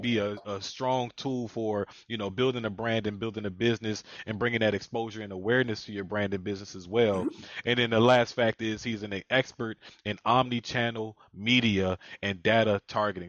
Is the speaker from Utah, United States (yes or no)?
no; Philadelphia, Pennsylvania, United States; I'm from Philadelphia as well